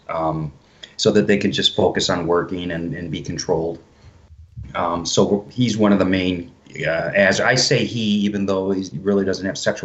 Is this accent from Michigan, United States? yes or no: yes; Detroit, Michigan, United States; So I've lived in Michigan my whole life, born and raised in Detroit, and then moved out, you know, further away from the city.